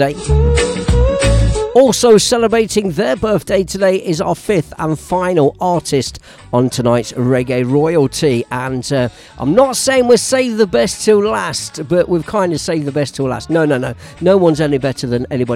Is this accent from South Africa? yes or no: no; Leicester, East Midlands, United Kingdom; moved away; my hometown of Leicester